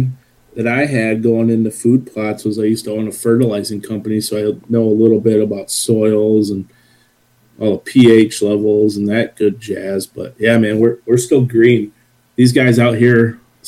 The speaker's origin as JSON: {"language": "English", "town": "Brighton", "region": "Michigan", "country": "United States", "tie": "born or raised there", "said": "I'm born and raised in Brighton, Michigan, which is Livingston County for all those Michiganders"}